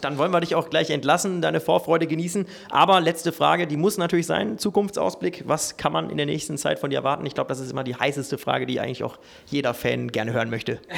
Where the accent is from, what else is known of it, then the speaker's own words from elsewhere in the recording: Ruhr area, North Rhine-Westphalia, Germany; du kommst äh, genau wie ich aus dem Ruhrgebiet